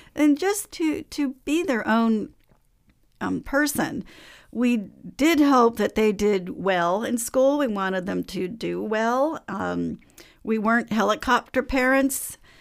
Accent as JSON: {"language": "English", "town": "Oakland", "region": "California", "country": "United States", "tie": "born or raised there", "said": "grew up in Oakland, so I went through the Oakland public school system in sixties and seventies"}